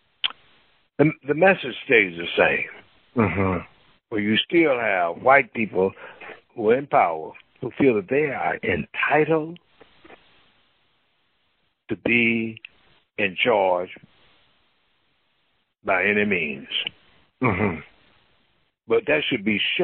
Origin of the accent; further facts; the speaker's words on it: Mississippi, United States; also born or lived in St. Paul, Minnesota; now in San Francisco, United States; Mississippi, my home state